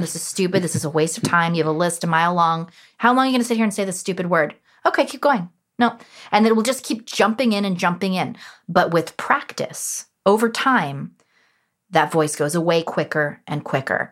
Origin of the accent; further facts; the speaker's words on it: Los Angeles, California, United States; born and raised in Los Angeles, who's a third generation from Los Angeles